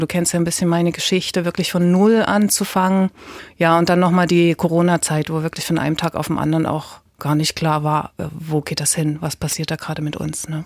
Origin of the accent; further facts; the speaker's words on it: Leipzig, Saxony, Germany; ich bin ja aus Leipzig